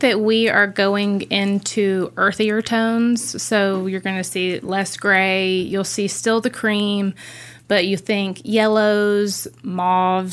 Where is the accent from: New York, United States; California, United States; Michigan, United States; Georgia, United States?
Georgia, United States; Gainesville; moved away; we're originally from Gainesville, Georgia, just north of Atlanta